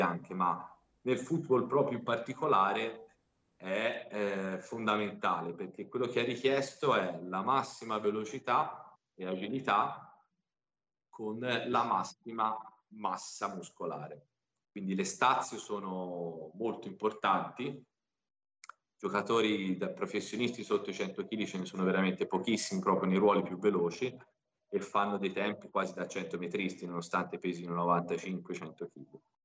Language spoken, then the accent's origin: Italian; Pisa, Tuscany, Italy; also born or lived in Milan; E sono nato a Pisa e vivo a Pisa